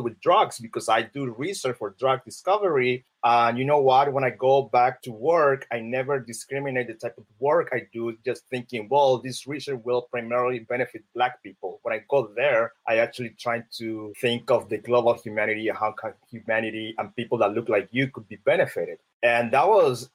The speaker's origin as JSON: {"language": "English", "country": "Colombia", "tie": "born or raised there", "second_language": "English", "moved": "as an adult", "lives_now": "United States", "said": "I'm black. I'm from Colombia. I'm an immigrant. I have an accent."}